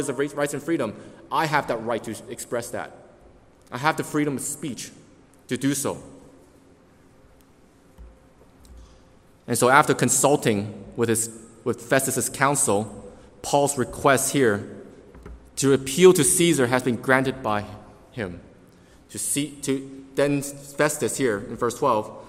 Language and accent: English; Canada; we as Canadians have the Canadian Constitution